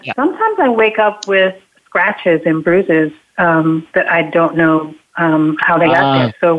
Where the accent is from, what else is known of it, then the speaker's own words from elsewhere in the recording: Georgia, United States; I grew up in Georgia